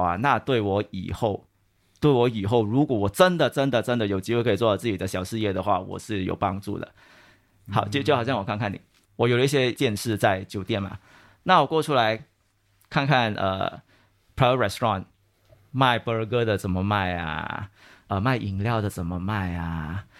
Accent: Malaysia; moved away as an adult; now in Singapore; 那其实我是马来西亚人啊，我马来西亚毕业了过后，我就来了新加坡。

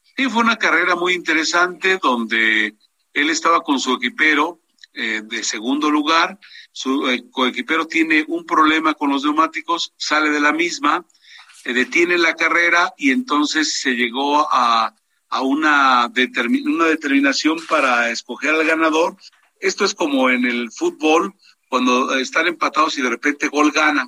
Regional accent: Mexico; como mexicano

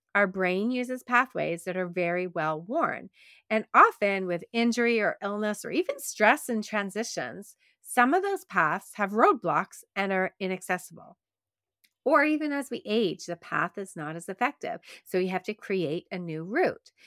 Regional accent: Quebec, Canada; accent: Canadian; I grew up in Quebec, and in Quebec, it's predominantly Francophone.

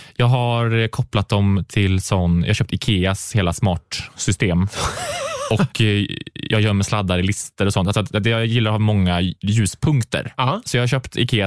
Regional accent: Karlstad, Värmland, Sweden; moved away; i Karlstad, där jag är ifrån, då, där spelade jag mycket teater

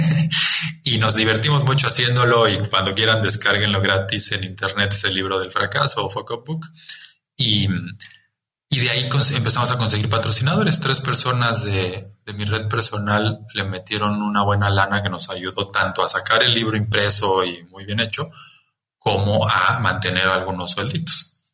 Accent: Chiapas, Mexico; el haber nacido y crecido en Chiapas me marcó

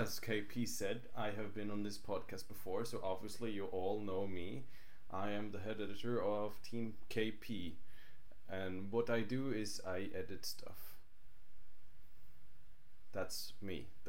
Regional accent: Norway; I am American. I speak perfect American. No, I'm from Norway

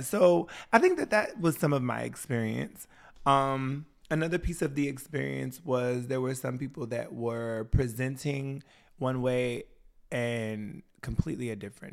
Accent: Washington, United States; moved away; also born or lived in Wisconsin; I grew up in Washington State.

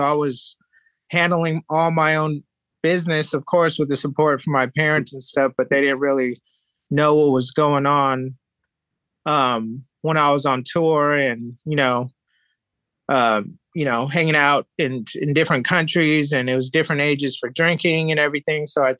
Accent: Japan; also born or lived in San Diego, United States; So I was born in San Diego, California, and my dad was in the military. He was a commander in the military and did the Gulf War thing. And my mom was in the medical field, and he got stationed in Japan. And I moved to Japan at six

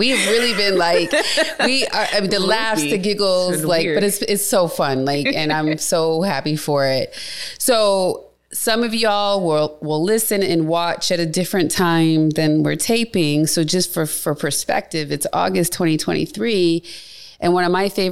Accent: Cleveland, Ohio, United States; moved away; Cleveland, my hometown

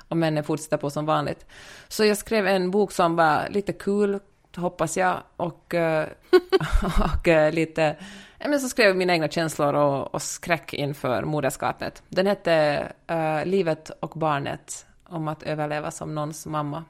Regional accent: Helsinki, Uusimaa, Finland; moved away as an adult; now in Los Angeles, United States; jag är född och uppvuxen i Helsingfors. Bor i äh, Los Angeles sedan nästan tio år tillbaka

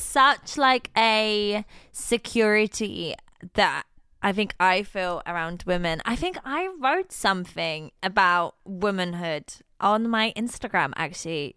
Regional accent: Poland; moved away; I am, in fact, Polish

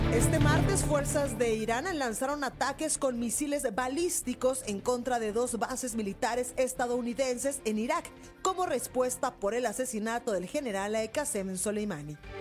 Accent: Guadalajara, Jalisco, Mexico; desde la Perla Tapatía, desde mi tierra

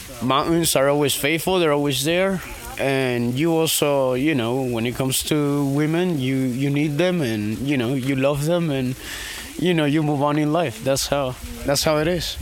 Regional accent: Guatemala; now in Florida, United States; I'm from Guatemala, but I live in Florida.

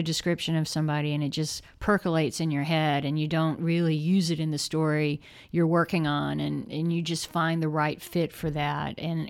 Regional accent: the South, United States; because we're both from the South. I mean, he's Mississippi, so that's kind of a different kind of South.

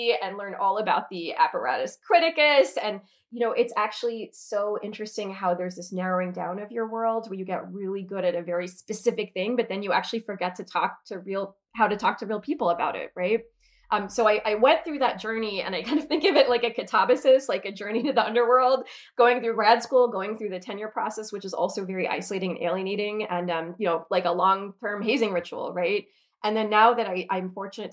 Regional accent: United States; also born or lived in Oxford, United Kingdom; a slightly rebellious young American kid

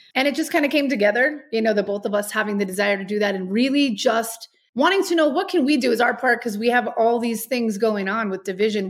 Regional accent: Albuquerque, New Mexico, United States; moved away as an adult; also born or lived in El Paso, Texas / Los Angeles; now in Castle Rock, United States; I was born in El Paso, Texas. I was raised in Albuquerque, New Mexico.

